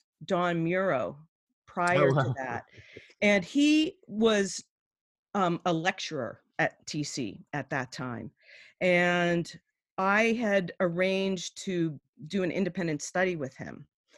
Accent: Pittsburgh, Pennsylvania, United States; now in New York, United States; We're originally from That's Pittsburgh.

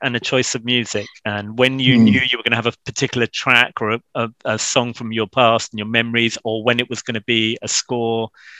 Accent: London, United Kingdom; I remember all of this era growing up in Stoke Newington, Hackney.

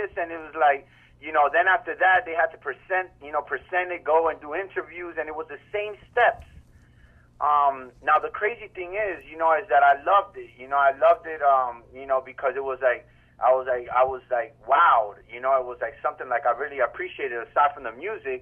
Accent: Miami, Florida, United States; also born or lived in New York; I was born in New York, you know, in the 80s, and then came down to Miami-Dade, you know, as a youngin'.

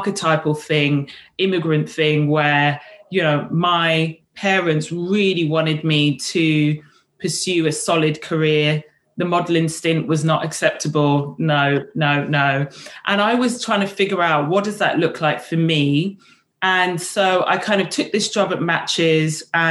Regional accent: London, United Kingdom; also born or lived in Kenya / St. Kitts; I grew up in Ealing in West London

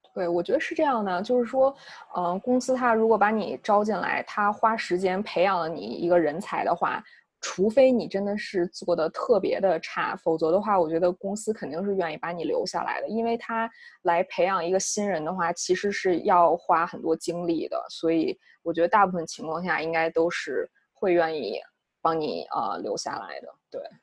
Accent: China; moved away as an adult; now in United States; 我们，呃，中国籍的话

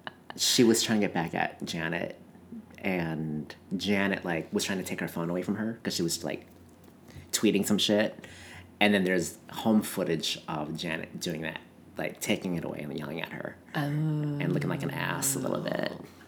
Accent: Coon Rapids, Minnesota, United States; next to where I grew up in Coon Rapids.

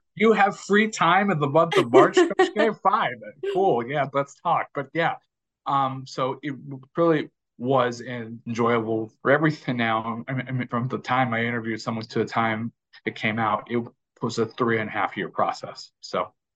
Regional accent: Houston, Texas, United States; growing up in Houston, I was a short, fat kid who just loved playing basketball

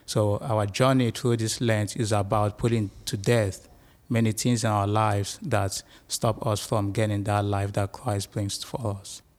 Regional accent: Nigeria; now in United States; I'm from Nigeria in Western Africa.

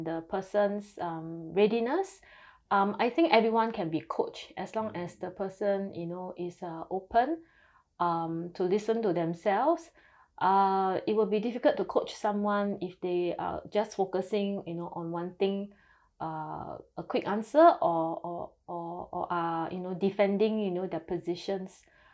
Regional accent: Singapore; I'm from Singapore

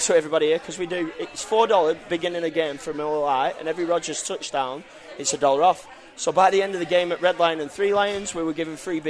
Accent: Manchester, North West England, United Kingdom; Manchester is very nasally.

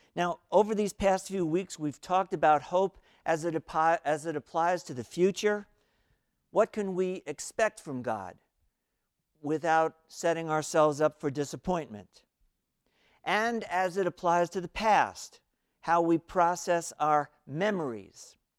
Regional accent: New York City, New York, United States; I was growing up in New York City, still in elementary school

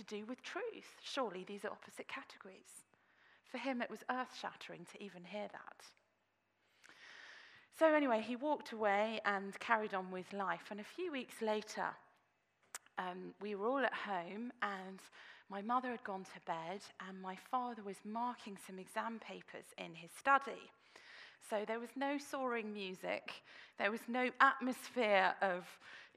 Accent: Australia; now in Oxford, United Kingdom; I was born in Australia.

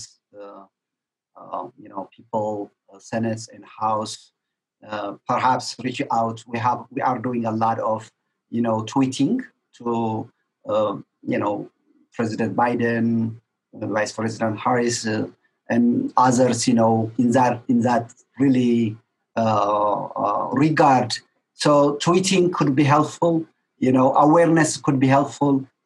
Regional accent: Tigray, Ethiopia; now in Hamilton, Canada; my hometown, where my parents are

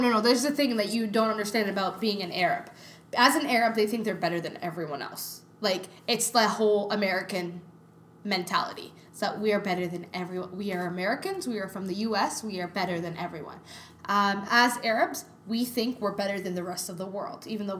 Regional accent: Canada; I'm too Canadian

